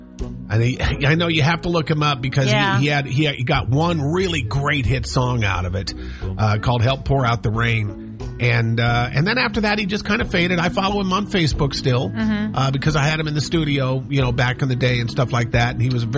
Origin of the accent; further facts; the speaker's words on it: Montana, United States; also born or lived in Seattle, Washington; now in Washington, United States; I'm from Montana. Well, I was born in Seattle, but grew up in Montana.